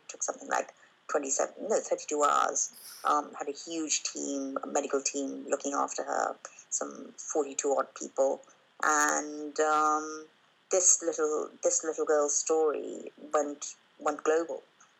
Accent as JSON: {"language": "English", "country": "Kenya", "tie": "born there", "said": "That was the first time that I actually came to India, because I was born in Kenya. So I'd never been to India until then."}